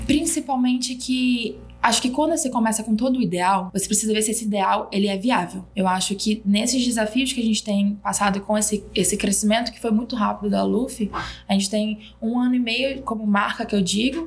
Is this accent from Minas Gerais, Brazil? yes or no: no; Rio de Janeiro, Brazil; moved away as an adult; also born or lived in Belém, Pará; now in São Paulo, Brazil; Eu nasci em Belém do Pará, mas eu fui criada no Rio de Janeiro e moro há seis anos em São Paulo.